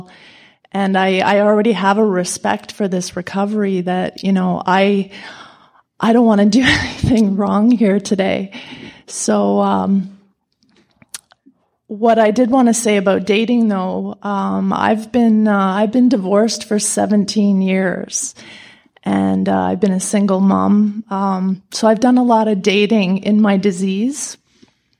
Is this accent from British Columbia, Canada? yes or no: no; London, Ontario, Canada; I'm from London, Ontario, Canada